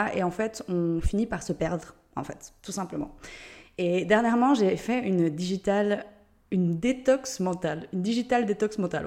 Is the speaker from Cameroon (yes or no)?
no; Switzerland; accent: Swiss; Je suis suisse, d'où l'accent